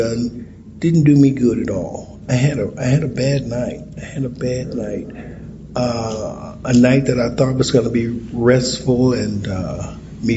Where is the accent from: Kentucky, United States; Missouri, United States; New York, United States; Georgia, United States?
Missouri, United States; St. Louis; I'm from St. Louis.